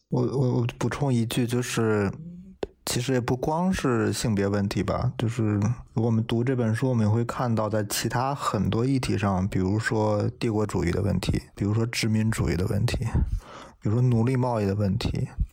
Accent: Beijing, China; moved away as an adult; now in Oxford, United Kingdom; 从小是在北京这样的大城市，一个很优越的环境当中长大的

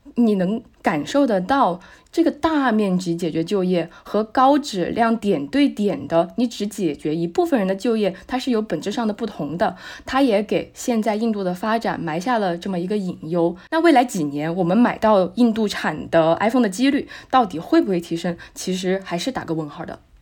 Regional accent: Chongqing, China; 作为一个重庆人

